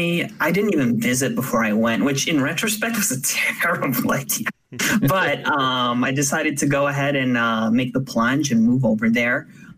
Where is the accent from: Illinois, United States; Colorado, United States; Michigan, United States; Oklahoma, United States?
Illinois, United States; Chicago; also born or lived in Tokyo, Japan / Nagoya, Japan; I'm from the Chicagoland area.